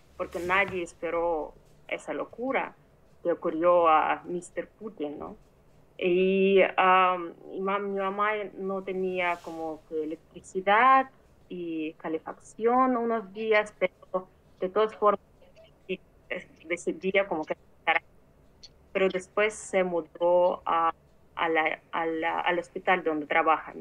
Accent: Mariupol, Donetsk Oblast, Ukraine; moved away; Yo soy ah, de Ucrania, de una ciudad que está en el este del país, que se llama Mariupol

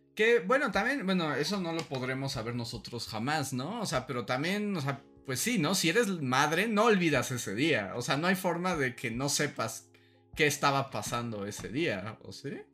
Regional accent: Mexico City, Mexico; justo cuando yo nací, cayó una tormenta en la Ciudad de México

